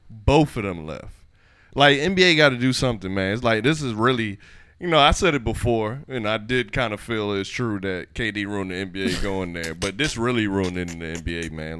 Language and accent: English; Miami, Florida, United States; lizards, snakes, frogs, all that stuff I grew up with in Miami